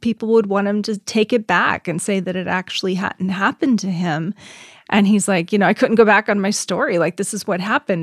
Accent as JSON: {"language": "English", "country": "United States", "said": "We're all American"}